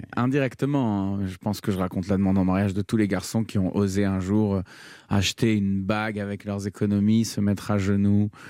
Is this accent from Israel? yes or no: yes; Tel Aviv, Tel Aviv District, Israel; j'ai grandi à Tel Aviv